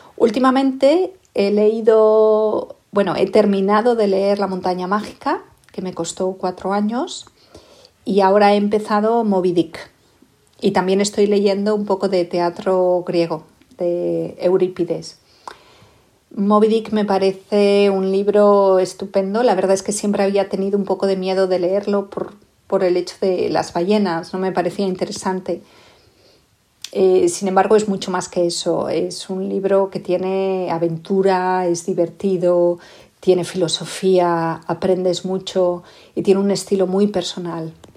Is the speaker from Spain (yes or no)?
yes; Asturias, Spain; also born or lived in Queensland, Australia; now in Melbourne, Australia; soy asturiana y me hice australiana en Queensland